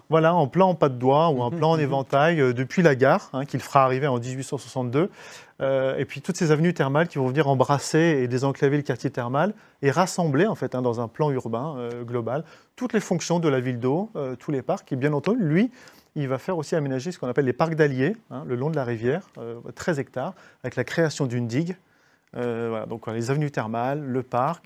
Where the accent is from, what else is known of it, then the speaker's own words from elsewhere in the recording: Vichy, Auvergne-Rhône-Alpes, France; moved away; j'ai grandi à Vichy